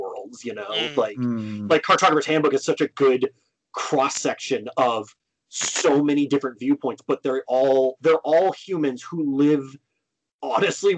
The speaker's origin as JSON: {"language": "English", "region": "California", "country": "United States", "said": "as a Californian"}